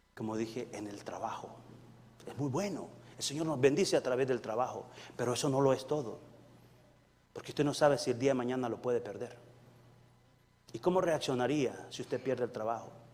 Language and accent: Spanish; El Salvador; moved away; yo vengo del Salvador, soy salvadoreño eh, muy honrosamente, doblemente salvadoreño. Salvadoreño de nacimiento